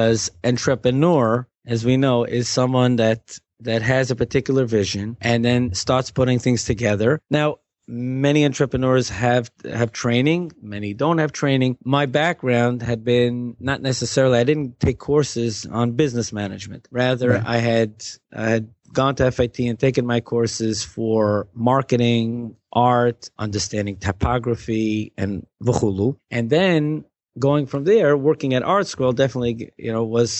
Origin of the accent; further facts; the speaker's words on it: New York City, New York, United States; also born or lived in Manhattan / Queens; I was born in Manhattan, but my parents were in Queens till I was 4. Then Flatbush all the way straight. I've been in Flatbush since I was 4